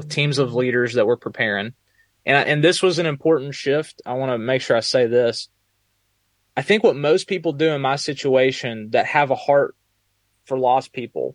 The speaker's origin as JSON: {"language": "English", "region": "Texas", "country": "United States", "also_born_or_lived": "Alabama", "moved": "yes", "lives_now": "Northern Virginia, United States", "said": "I'm originally from Texas"}